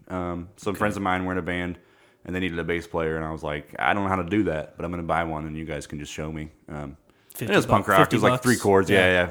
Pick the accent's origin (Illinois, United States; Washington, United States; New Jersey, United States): Illinois, United States; Kewanee; I was born in Kewaunee, which is not too far from here.